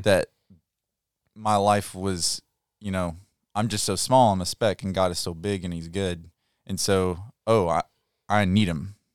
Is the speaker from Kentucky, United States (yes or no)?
yes; Muhlenberg County, Kentucky, United States; I'm from Kentucky